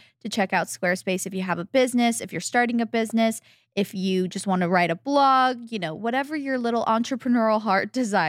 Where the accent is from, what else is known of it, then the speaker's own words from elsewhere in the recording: Arizona, United States; Like, you know, we came from Arizona, so it's nice to have a cool activity to keep us occupied.